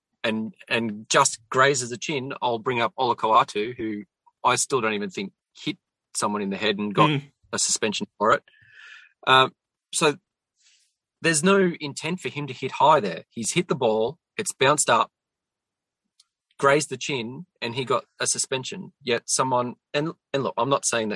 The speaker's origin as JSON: {"language": "English", "area": "Central Coast", "region": "New South Wales", "country": "Australia", "tie": "born or raised there", "said": "Yeah, so I grew up on the Central Coast"}